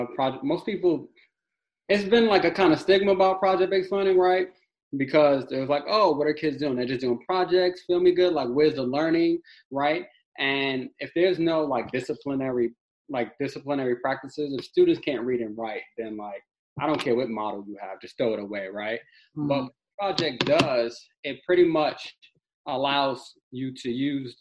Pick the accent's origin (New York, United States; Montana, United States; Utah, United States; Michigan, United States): New York, United States; New York City; also born or lived in Harlem; I'm from Brownsville, Brooklyn